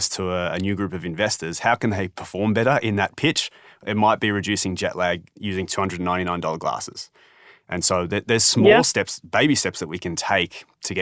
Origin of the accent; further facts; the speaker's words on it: Australia; I'm Australian